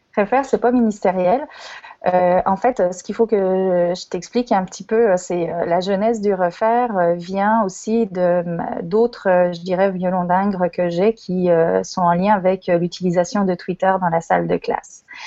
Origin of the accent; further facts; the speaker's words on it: Lyon, Auvergne-Rhône-Alpes, France; moved away as an adult; now in Quebec City, Canada; je suis moi aussi française, je suis née à Lyon il y a quelques années et euh, j'ai émigré au Québec